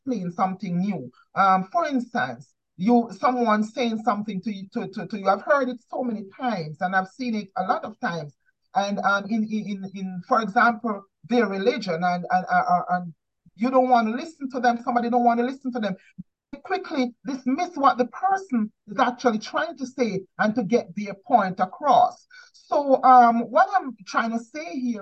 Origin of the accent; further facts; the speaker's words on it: Jamaica; growing up in Jamaica